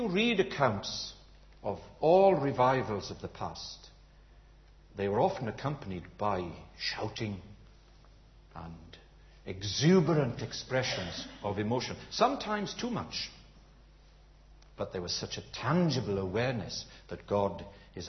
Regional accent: United Kingdom; we're British

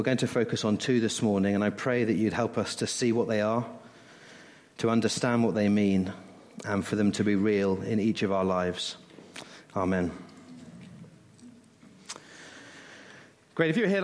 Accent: West Country, South West England, United Kingdom; moved away; I grew up in the West Country, and not far away was Cheddar Gorge

